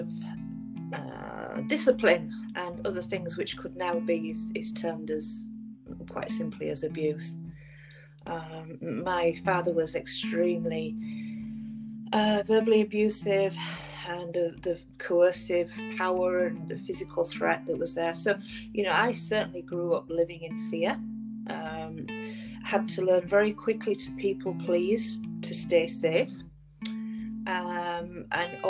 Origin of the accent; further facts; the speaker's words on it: England, United Kingdom; moved away as an adult; now in Vancouver, Canada; I'm originally from England, and I emigrated here 10 years ago